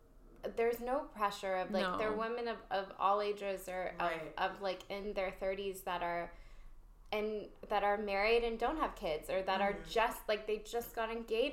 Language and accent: English; Texas, United States; moved away as an adult; now in Los Angeles, United States; the part of Texas that I'm from.